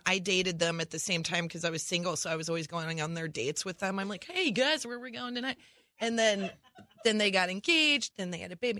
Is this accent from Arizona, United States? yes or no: no; Nebraska, United States; now in Los Angeles, United States; We're both from Nebraska, but we didn't know each other in Nebraska